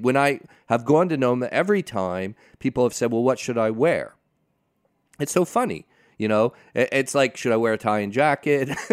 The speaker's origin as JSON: {"language": "English", "town": "Pasadena", "region": "California", "country": "United States", "tie": "born or raised there", "said": "I grew up in Pasadena"}